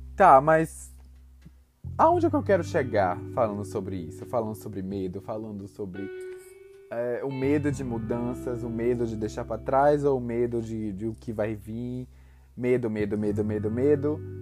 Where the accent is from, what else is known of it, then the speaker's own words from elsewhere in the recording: Salvador, Bahia, Brazil; eu sou de Salvador, Bahia